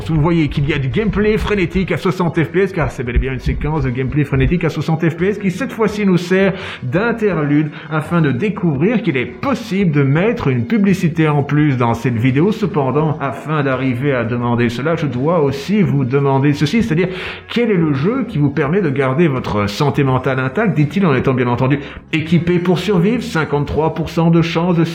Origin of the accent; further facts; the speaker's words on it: Brussels, Brussels-Capital Region, Belgium; je viens de Bruxelles.